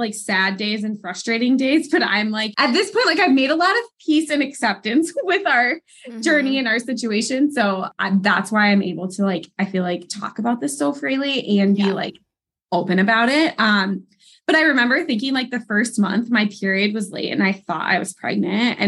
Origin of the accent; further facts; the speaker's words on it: Wisconsin, United States; moved away as an adult; now in Pennsylvania, United States; I am originally from Wisconsin. That is my home base.